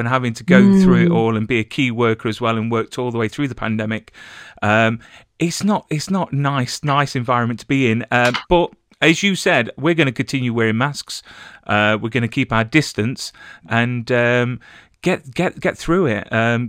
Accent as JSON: {"language": "English", "town": "Nottingham", "region": "East Midlands", "country": "United Kingdom", "tie": "born or raised there", "said": "I'm born and bred in Nottingham"}